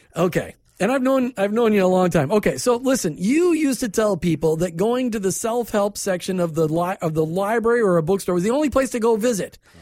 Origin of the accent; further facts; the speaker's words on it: Minnesota, United States; now in Tampa Bay, United States; I grew up in Minnesota